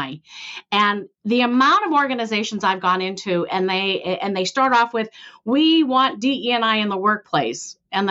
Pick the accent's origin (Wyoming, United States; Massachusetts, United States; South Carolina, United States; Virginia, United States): Massachusetts, United States; Billerica; I grew up, you know, lower class, white lower class in Billerica, Massachusetts